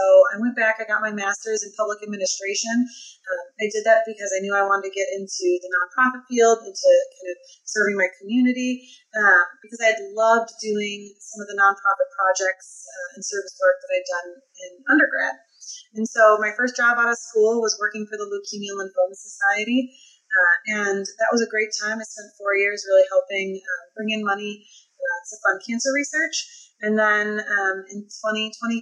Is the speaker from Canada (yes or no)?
no; Midwest, United States; now in Key West, United States; I'm currently located in Key West, Florida. It's not where I'm originally from. I'm a Midwest gal